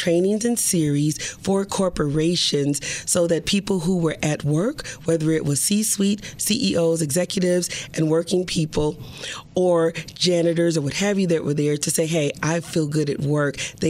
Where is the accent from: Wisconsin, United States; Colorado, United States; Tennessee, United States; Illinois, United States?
Wisconsin, United States; Milwaukee; I grew up in Milwaukee